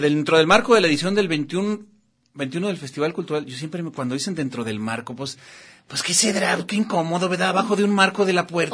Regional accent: Guadalajara, Jalisco, Mexico; Yo soy de aquí de Guadalajara

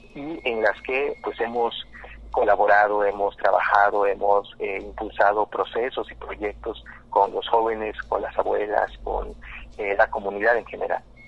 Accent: Quintana Roo, Mexico; mayoritariamente somos mayas yucatecos

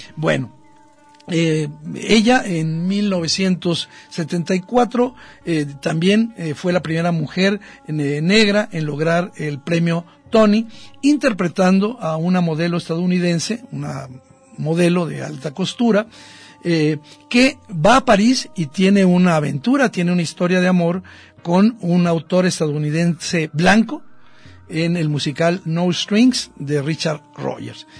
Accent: Mexico

